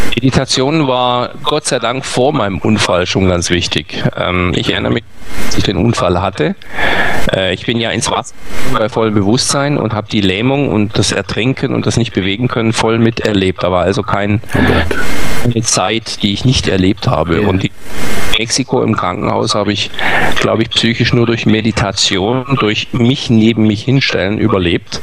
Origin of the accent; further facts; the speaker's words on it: Germany; als Deutsche